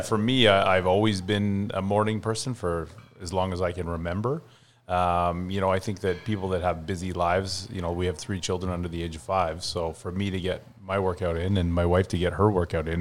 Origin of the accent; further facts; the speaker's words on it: West Vancouver, British Columbia, Canada; also born or lived in Ontario; now in South Surrey, Canada; I was born in Ontario, grew up mm. in Lower Mainland, grew up on the North Shore